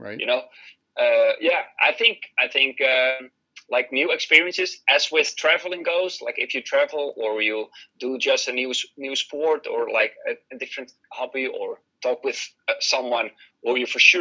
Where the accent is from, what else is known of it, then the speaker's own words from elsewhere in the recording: Netherlands; I'm from the Netherlands